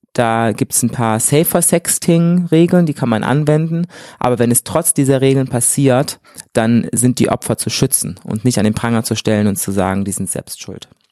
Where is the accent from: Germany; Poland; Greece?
Germany; moved away as an adult; now in Cologne, Germany; Ich bin in der wunderschönen Eifel groß geworden